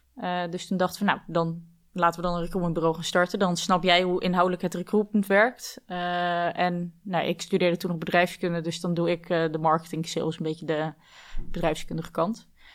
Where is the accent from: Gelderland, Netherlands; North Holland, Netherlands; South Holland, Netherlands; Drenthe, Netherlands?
South Holland, Netherlands; Dordrecht; geboren in Dordrecht, met twee zussen dus, waarvan één een tweelingzus